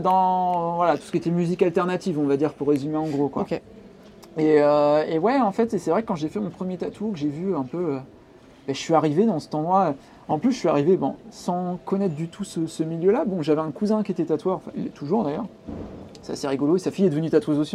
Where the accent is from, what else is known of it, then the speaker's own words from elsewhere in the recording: Pacy-sur-Eure, Eure, Normandy, France; also born or lived in Courbevoie; now in Rouen, France; j'ai grandi à Passy-sur-Orgue, qui est en gros une ville de, de l'Eure, qui est entre entre Rouen et Paris